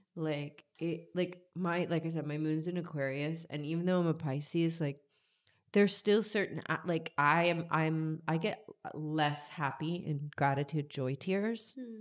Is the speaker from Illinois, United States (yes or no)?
no; Georgia, United States; moved away; I grew up in Georgia